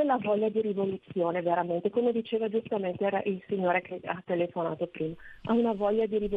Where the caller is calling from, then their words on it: Bergamo, Lombardy, Italy; sono da Bergamo